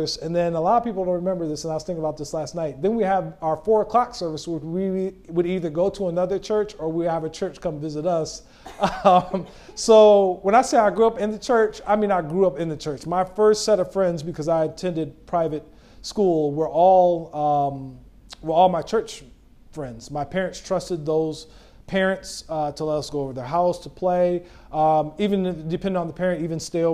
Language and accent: English; Lansing, Michigan, United States; I grew up at a Friendship Baptist Church back in Lansing, Michigan